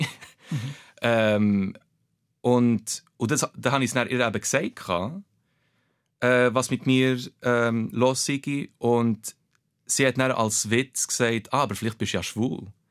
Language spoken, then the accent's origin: German; Bernese Oberland, Switzerland; German is a second language; Aber ich bin im Berner Oberland aufgewachsen, bin dort geboren